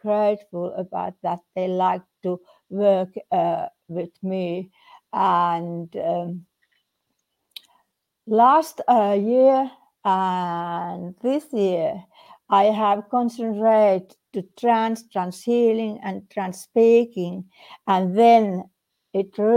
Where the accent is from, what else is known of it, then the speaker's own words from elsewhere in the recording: Finland; I came from Finland, and Finland is in Scandinavian little land, and we have here very nice summers